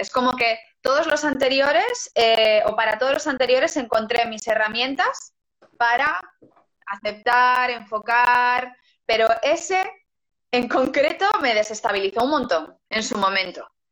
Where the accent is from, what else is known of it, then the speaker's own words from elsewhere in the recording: Lugo, Galicia, Spain; yo soy de Lugo